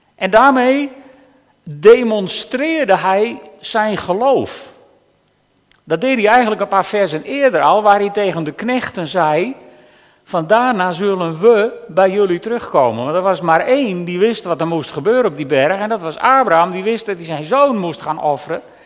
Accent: Netherlands; als Nederlanders

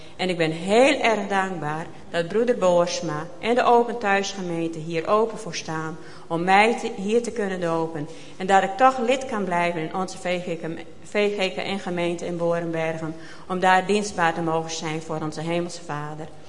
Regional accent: Maren, Netherlands; also born or lived in Boornbergum; Ik ben geboren in Maren

